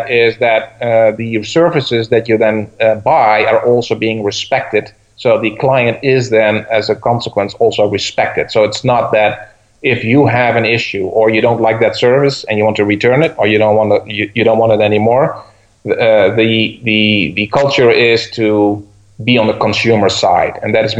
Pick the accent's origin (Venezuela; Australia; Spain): Venezuela; also born or lived in Minneapolis / Mexico; now in United States; I moved from Venezuela actually to Minneapolis, I guess it was, and then Mexico, and then from Mexico to the United States again.